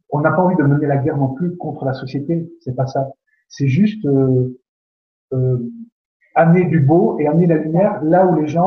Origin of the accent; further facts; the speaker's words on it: Belgium; comme on dit chez nous en Belgique